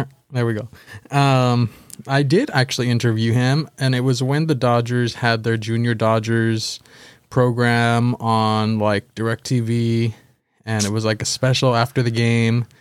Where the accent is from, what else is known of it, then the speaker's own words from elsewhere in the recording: Baldwin Park, California, United States; I am from Baldwin Park, California